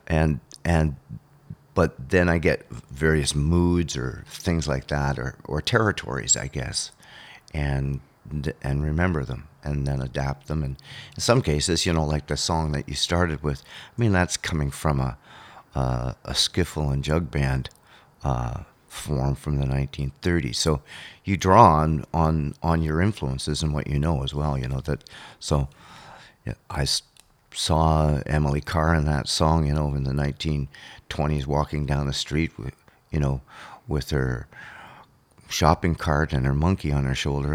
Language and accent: English; Thunder Bay, Ontario, Canada; growing up on Lake Superior